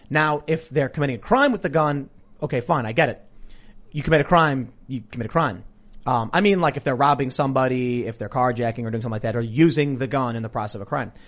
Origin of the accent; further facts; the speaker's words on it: Chicago, Illinois, United States; I'm from Chicago